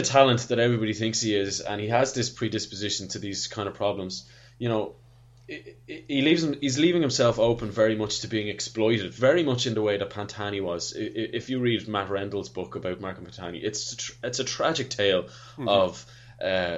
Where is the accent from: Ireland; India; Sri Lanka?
Ireland; As an Irishman